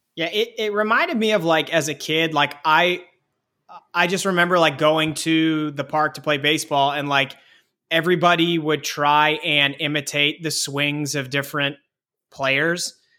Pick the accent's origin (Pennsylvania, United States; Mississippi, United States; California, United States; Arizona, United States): Pennsylvania, United States; Pittsburgh; growing up in Pittsburgh